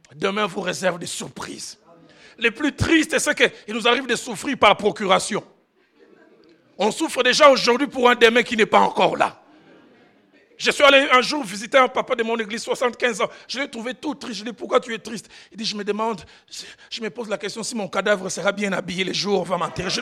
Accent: Kinshasa, DR Congo; j'ai grandi à Kinshasa

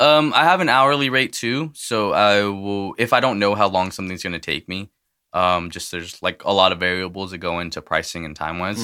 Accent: El Paso, Texas, United States; now in Merced, United States; I was born in El Paso, um, so I go back and visit whenever I can

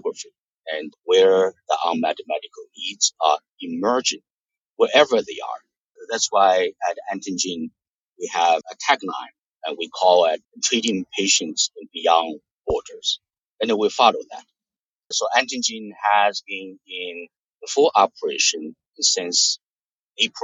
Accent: Hunan, China; moved away as an adult; also born or lived in New Jersey, United States; now in United States; I was born in Hunan, China

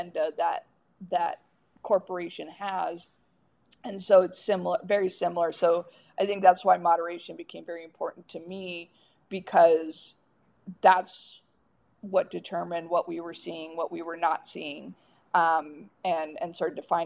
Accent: the South, United States; growing up in the South

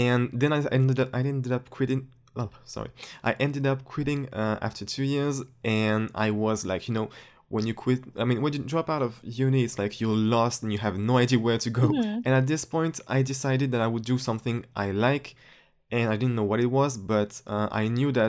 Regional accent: France; English is a second language; Actually, for a French person, my accent is almost perfect. Like, really. If you ever come to France, you'll know what I'm talking about.

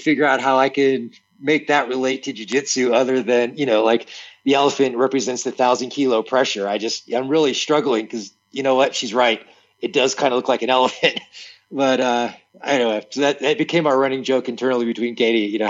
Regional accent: Tarpon Springs, Florida, United States; I'm from a town in Florida called Tarpon Springs.

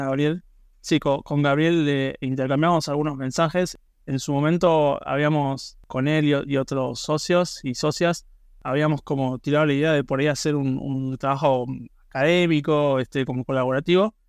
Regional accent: Buenos Aires, Argentina; yo soy de Buenos Aires, estoy ahora mismo y soy del barrio de Belgrano, este, me crié acá, viví toda la vida acá

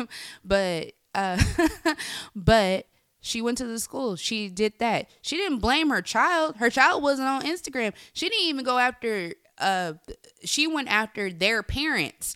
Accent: Bay Area, California, United States; I'm from the Bay Area

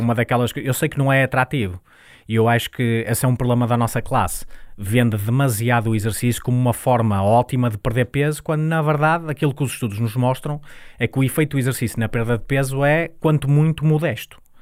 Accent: Santo Tirso, Norte, Portugal; nós nascemos em Santo Tirso, eu e a empresa

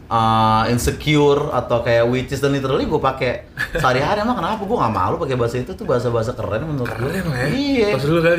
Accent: South Jakarta, Jakarta, Indonesia; Sorry gue orang Jaksel gitu maksudnya.

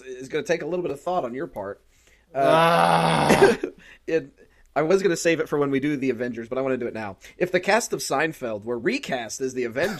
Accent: United States; I'm from America

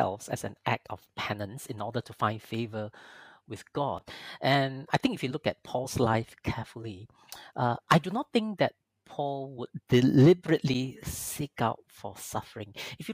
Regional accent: Malaysia; I come from Malaysia, a majority Muslim country.

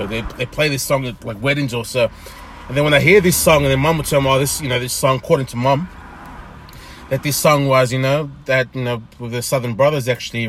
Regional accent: Bau, Central Division, Fiji; Probably I'm biased because I'm saying because I'm from Mbau. But no, it's just amazing, you know, just hearing the stories and hearing the many tales and the folklores that just come out of the island

